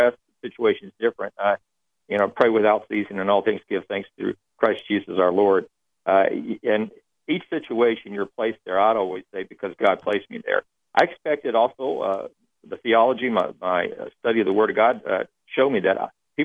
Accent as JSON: {"language": "English", "region": "Texas", "country": "United States", "tie": "born or raised there", "moved": "as an adult", "said": "I grew up in Texas"}